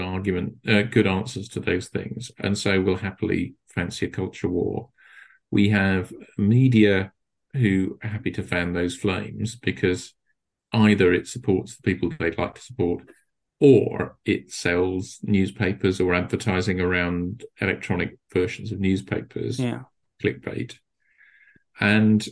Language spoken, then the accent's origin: English; United Kingdom; we're still British